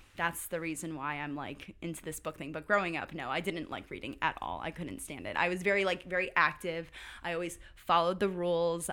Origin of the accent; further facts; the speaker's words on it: Valhalla, New York, United States; moved away; also born or lived in Duncan, South Carolina; I am from Valhalla, New York. it's a small hamlet outside of New York City. It's forty minutes north of New York City.